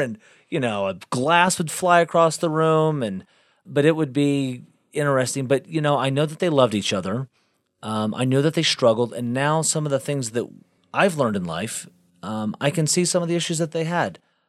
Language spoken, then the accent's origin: English; South Bend, Indiana, United States; born there; also born or lived in Galveston; I was born in South Bend, Indiana, and my parents divorced up there. My mom remarried, and they honeymooned down to a place called Galveston, Texas.